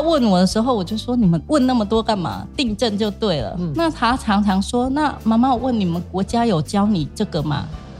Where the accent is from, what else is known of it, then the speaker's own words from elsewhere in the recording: Cambodia; Chinese is a second language; moved away as an adult; also born or lived in Changhua, Taiwan; now in Taiwan; 我是柬埔寨的，嗯。因为讲话有口音